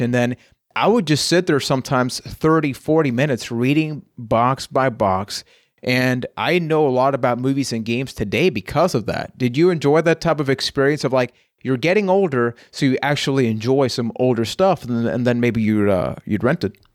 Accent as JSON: {"language": "English", "country": "Puerto Rico", "said": "I am from Puerto Rico"}